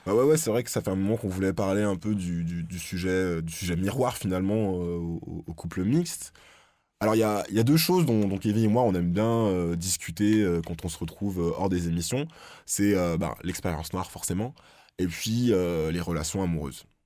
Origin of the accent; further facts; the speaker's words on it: France; chez nous en France